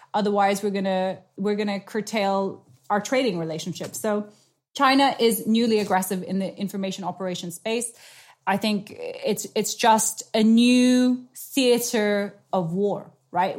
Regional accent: Nepal; moved away; I grew up in South Asia. I'm a half Nepalese.

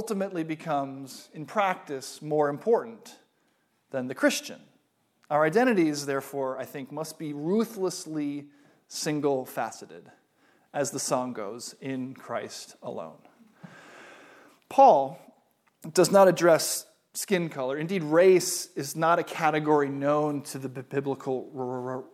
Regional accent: United States; I am an American

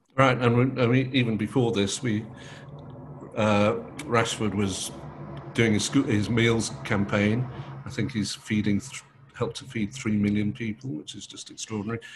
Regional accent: Manchester, North West England, United Kingdom; we were both born and bred in Manchester

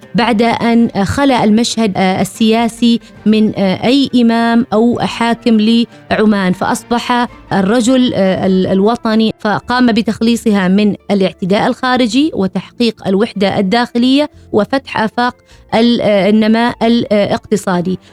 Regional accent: Oman; بأننا كعمانيين

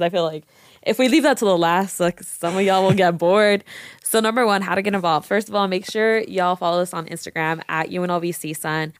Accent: Las Vegas, Nevada, United States; I'm born and raised in Vegas

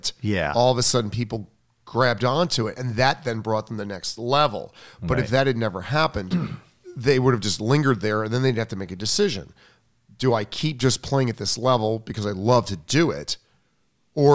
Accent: Long Island, New York, United States; I'm from Long Island.

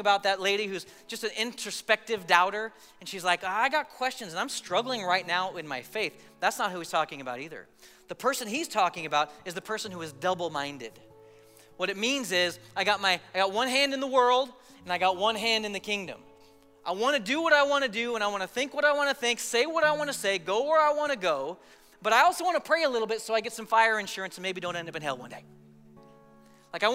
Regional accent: Colorado, United States; I grew up in Colorado

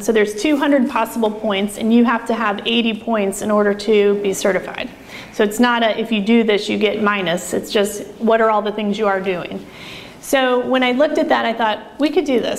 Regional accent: Oregon, United States; I'm from Oregon

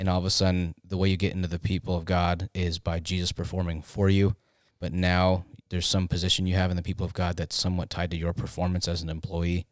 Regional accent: Tempe, Arizona, United States; I grew up in Tempe

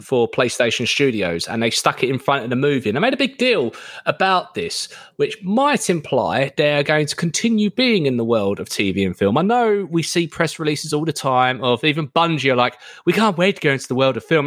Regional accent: United Kingdom; I'm British

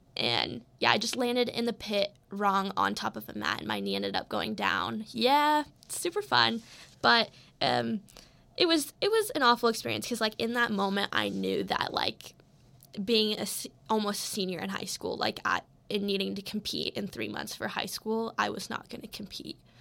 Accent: Colorado, United States; I'm from Colorado

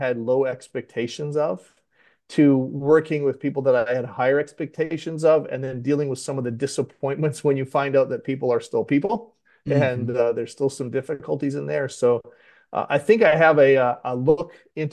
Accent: Western Canada, Canada; now in Delaware, United States; I'm actually not native to Delaware. I grew up in Western Canada

